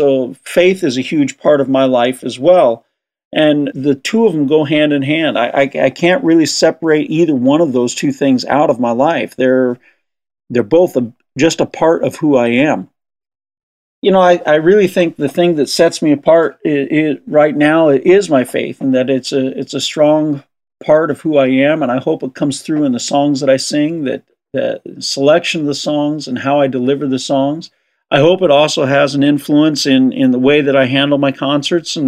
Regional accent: Southern California, United States; I grew up in Southern California

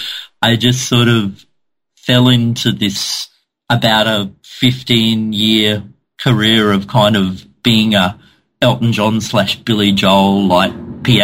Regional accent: Cairns, Queensland, Australia; I'd moved back to my hometown of Cairns in the north of Australia

